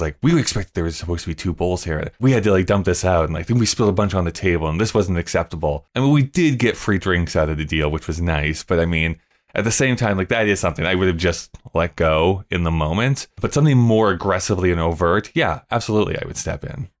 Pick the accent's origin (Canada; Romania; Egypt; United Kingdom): Canada; I'm a Canadian